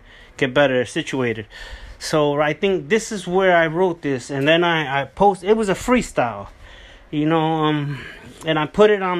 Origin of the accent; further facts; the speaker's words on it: California, United States; So Unleashed Resilience was a composition that I wrote back when I came from Cali. So I already came from Cali.